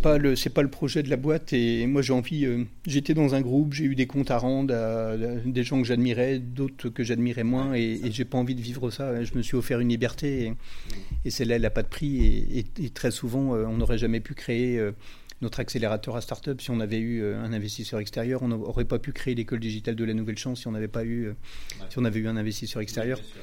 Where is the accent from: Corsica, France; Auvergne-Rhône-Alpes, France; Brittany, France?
Brittany, France; Rennes; je suis originaire de Rennes